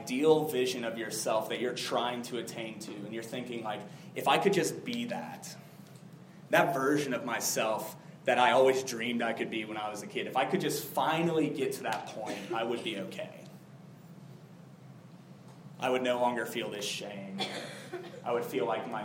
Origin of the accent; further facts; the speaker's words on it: South Florida, United States; when I was a kid, I grew up in South Florida